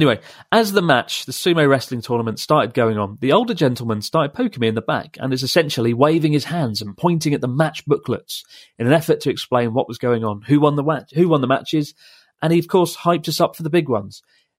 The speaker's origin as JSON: {"language": "English", "town": "Melbourne", "region": "Victoria", "country": "Australia", "said": "I'm from Melbourne"}